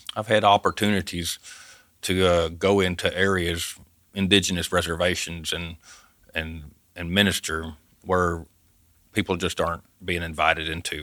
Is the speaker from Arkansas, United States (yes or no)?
yes; Dover, Arkansas, United States; moved away; also born or lived in Bavaria, Germany; I grew up in the Ozarks, I grew up hunting